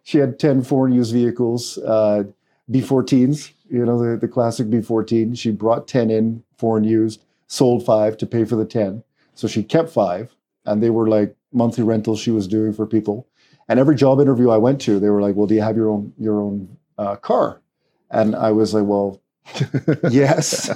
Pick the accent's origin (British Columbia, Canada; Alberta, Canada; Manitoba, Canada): British Columbia, Canada; Vancouver; moved away as an adult; also born or lived in Trinidad; now in Trinidad and Tobago; I grew up in Vancouver, uh, in Canada